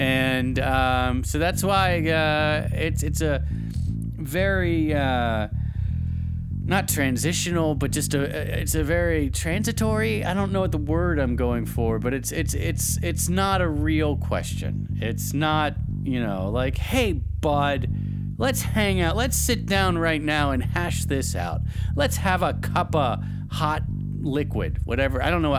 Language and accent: English; the South, United States; because I used to put sugar in my tea because I like a little sweet tea, because I'm from the South and that's what we drink.